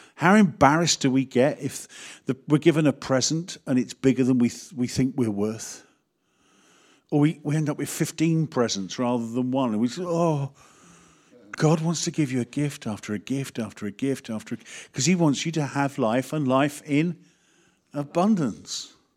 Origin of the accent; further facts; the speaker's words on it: United Kingdom; we are so British.